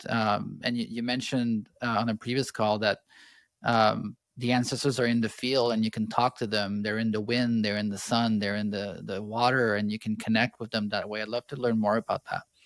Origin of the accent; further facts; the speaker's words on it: Canada; I grew up in Canada